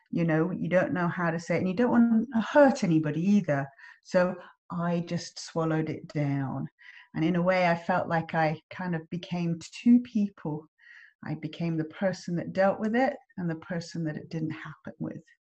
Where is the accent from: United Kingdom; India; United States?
United Kingdom; England; now in Australia; I'm English and I live in Australia and you're Australian and you live in England.